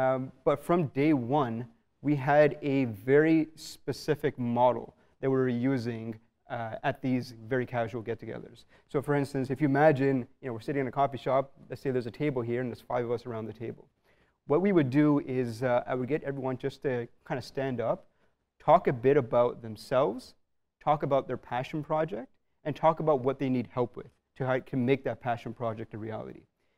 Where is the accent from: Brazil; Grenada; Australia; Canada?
Canada; so I'm born and raised in Canada. But from a very young age, and I'm really thankful that my parents did this. From a very young age, every year, every 2 years, I'd go back to India.